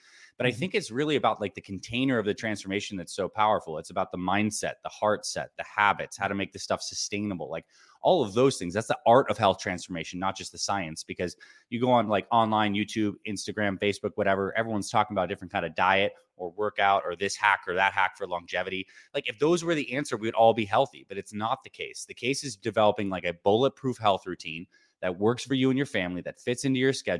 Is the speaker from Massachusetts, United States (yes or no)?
no; Syracuse, New York, United States; When I was growing up, I was born in Syracuse, New York. And I had a pretty average childhood.